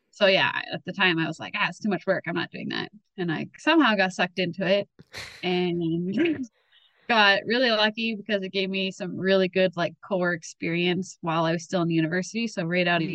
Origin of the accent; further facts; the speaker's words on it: Winnipeg, Manitoba, Canada; I was born and raised in Winnipeg